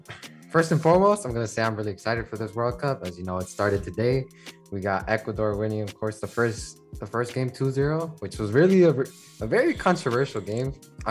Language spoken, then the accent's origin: English; Chicago, Illinois, United States; growing up in Pilsen